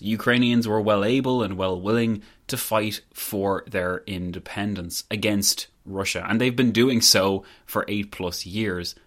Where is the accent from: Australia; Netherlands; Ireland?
Ireland; I guess I'm not Irish